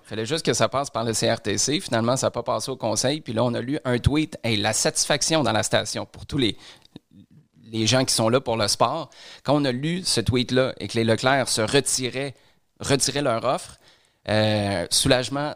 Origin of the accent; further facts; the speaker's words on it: Quebec City, Quebec, Canada; moved away; quand j'étais à Québec dans le temps parce que je suis, je suis de Québec.